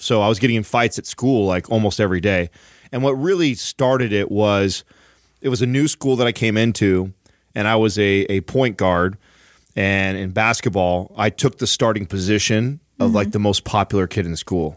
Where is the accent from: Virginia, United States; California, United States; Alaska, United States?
California, United States; San Jose; also born or lived in Woodland Park, Colorado; I've grown up in areas uh, like San Jose. I was born in San Jose